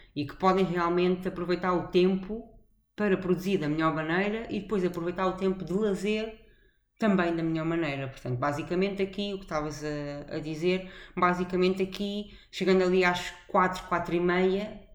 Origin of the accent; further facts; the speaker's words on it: Portugal; moved away; sou portuguesa